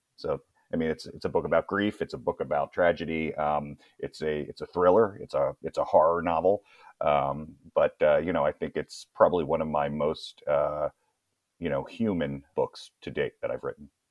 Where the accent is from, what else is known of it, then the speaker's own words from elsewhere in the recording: Annapolis, Maryland, United States; moved away; also born or lived in Brooklyn, New York; I'm originally from Brooklyn, New York